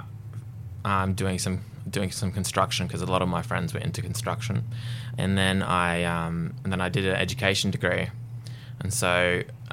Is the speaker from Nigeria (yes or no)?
no; Redcliffe, Queensland, Australia; also born or lived in Ballarat, Victoria; I was born in Ballarat and I came up to Redcliffe when I was about 11 years old. And we basically grew up out the back of Redcliffe.